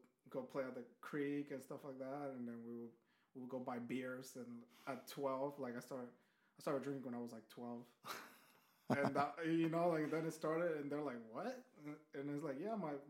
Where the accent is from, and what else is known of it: Guatemala; English is a second language; moved away